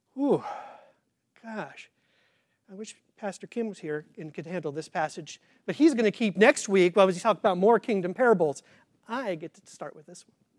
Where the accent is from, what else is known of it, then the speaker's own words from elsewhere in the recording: Kansas, United States; I grew up in Kansas, but I did not grow up on the farm